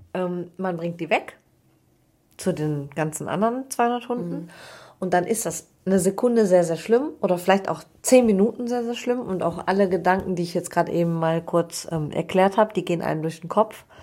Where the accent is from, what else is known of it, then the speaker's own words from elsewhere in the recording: Cologne, North Rhine-Westphalia, Germany; ich komme aus Köln